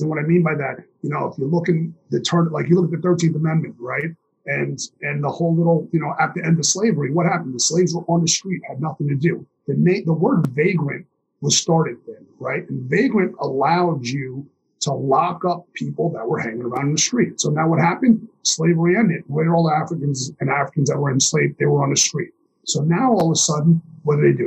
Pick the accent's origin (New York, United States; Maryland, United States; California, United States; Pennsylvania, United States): New York, United States; New York City; I grew up in New York City in the '80s